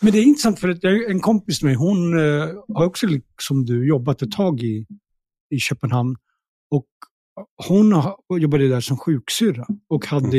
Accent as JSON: {"language": "Swedish", "town": "Stockholm", "region": "Stockholm County", "country": "Sweden", "tie": "born or raised there", "also_born_or_lived": "Pakistan", "said": "jag är uppvuxen i Tensta"}